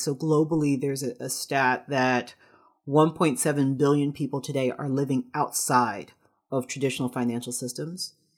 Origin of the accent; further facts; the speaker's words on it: New York City, New York, United States; I'm from the Bronx